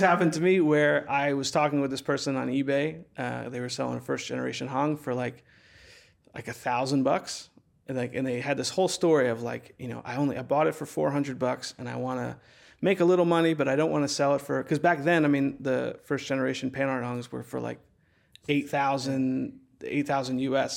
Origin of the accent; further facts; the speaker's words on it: central New Jersey, United States; moved away; my hometown, which is, like, this really small town in, uh, central New Jersey